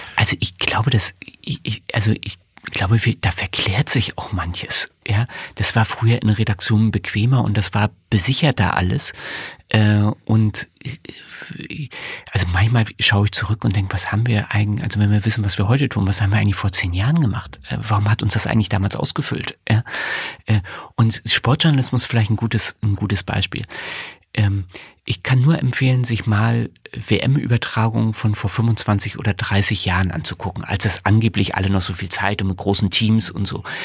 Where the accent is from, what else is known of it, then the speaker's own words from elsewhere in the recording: Greifswald, Mecklenburg-Vorpommern, Germany; moved away as an adult; also born or lived in Rostock / Berlin; now in Dresden, Germany; Ich bin in Greifswald aufgewachsen